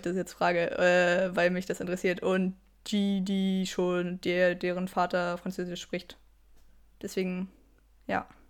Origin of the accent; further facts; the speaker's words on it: Germany; now in Switzerland; ich bin mega deutsch.